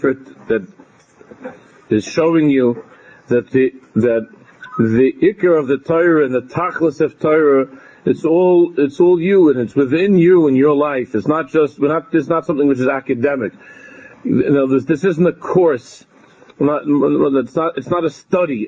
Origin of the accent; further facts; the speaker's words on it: United States; in America, growing up in America